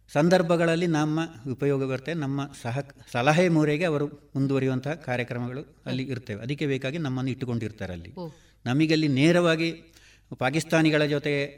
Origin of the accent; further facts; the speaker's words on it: Badiyadka, Kerala, India; ನಾನು ಸಾವಿರದ ಒಂಬೈನೂರ ಅರುವತ್ತು ಜನವರಿ ಹದಿನಾಲ್ಕು ಕಾಸರಗೋಡು ತಾಲೂಕು ಪೆರಡಾಲ ಗ್ರಾಮದ ಬದಿಯಡ್ಕದ ಅಣಿಲೆ ಬೆಣ್ಣೆಮನೆ ಎಂಬಲ್ಲಿ ಹಿರಿಯ ಪುತ್ರನಾಗಿ ಜನಿಸಿದೆ